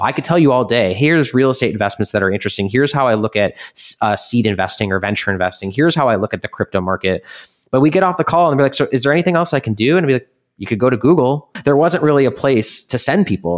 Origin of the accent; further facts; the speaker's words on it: Midwest, United States; now in New York City, United States; I come from the Midwest where it's all value